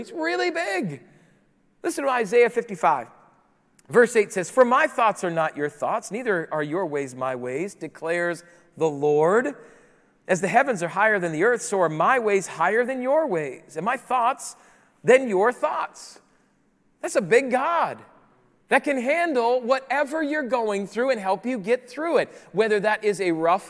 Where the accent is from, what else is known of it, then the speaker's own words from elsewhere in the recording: Rapid City, South Dakota, United States; moved away; also born or lived in Chicago; I grew up in the Midwest. Rapid City, South Dakota is my hometown